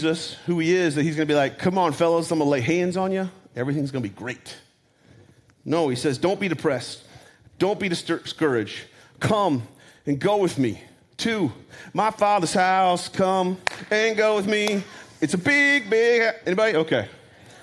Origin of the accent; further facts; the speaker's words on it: North Carolina, United States; I'm from North Carolina, and I'm a redneck